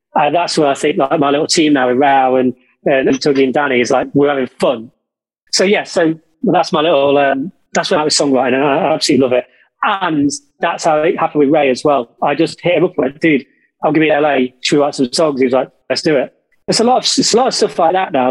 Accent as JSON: {"language": "English", "town": "Derby", "region": "East Midlands", "country": "United Kingdom", "tie": "born or raised there", "moved": "yes", "lives_now": "London, United Kingdom", "said": "Derby, my hometown"}